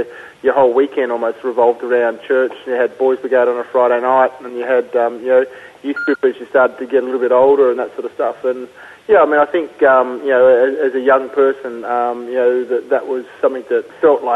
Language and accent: English; Canberra, Australian Capital Territory, Australia; I grew up in Canberra and played AFL